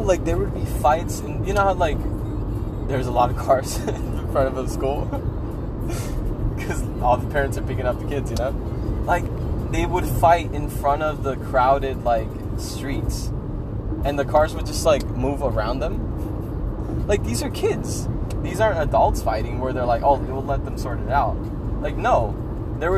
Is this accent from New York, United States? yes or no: no; Riverside, California, United States; I grew up in Riverside